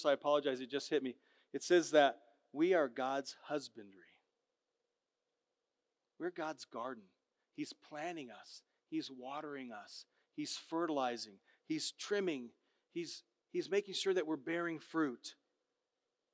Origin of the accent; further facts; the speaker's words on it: Southern California, United States; moved away; I grew up in Southern Cal